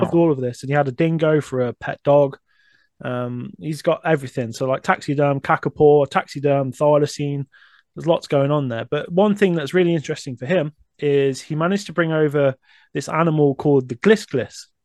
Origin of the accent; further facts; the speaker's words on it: Coventry, West Midlands, United Kingdom; I'm born and raised in Coventry, but the suburbs.